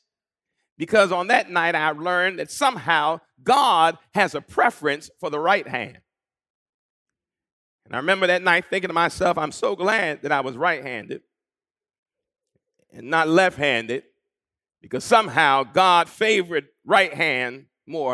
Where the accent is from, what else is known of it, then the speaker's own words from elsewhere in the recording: Long Island, New York, United States; The church I grew up in on Long Island